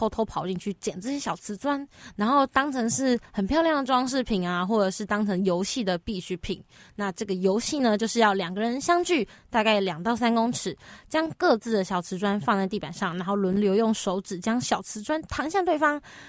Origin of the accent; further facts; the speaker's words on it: northern Taiwan, Taiwan; 我老老家在北部